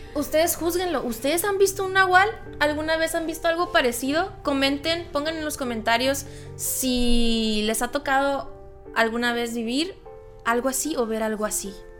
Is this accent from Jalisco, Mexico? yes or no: no; Loreto, Baja California Sur, Mexico; moved away; en el hermoso pueblo mágico de Loreto, Baja California Sur, cuando yo tenía 17 años